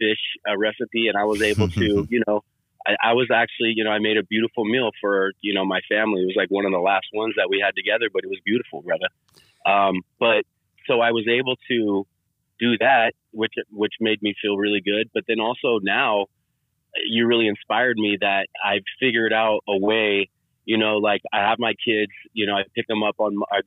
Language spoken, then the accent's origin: English; Sacramento, California, United States; also born or lived in Bay Area; I grew up in Sacramento